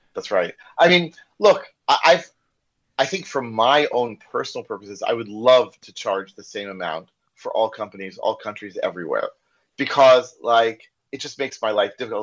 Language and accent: English; United States; accent: American; first language English; now in Israel; you probably can't tell from my accent, because I'm like originally from the U.S.